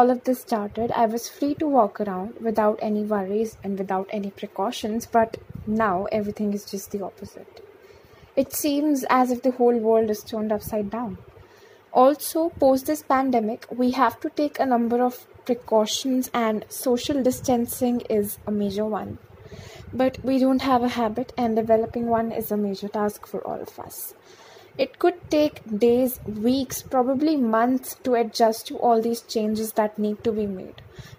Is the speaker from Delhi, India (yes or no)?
yes; Delhi, India; I'm from Delhi.